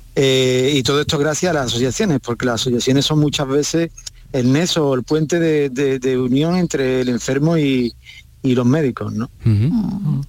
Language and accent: Spanish; Valverde del Camino, Andalusia, Spain; yo soy de Valverde